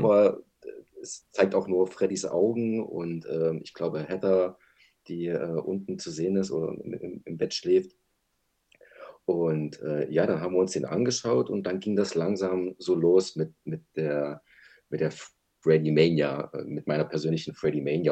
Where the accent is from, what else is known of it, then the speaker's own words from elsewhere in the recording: Berlin, Germany; Ich bin auch aus Berlin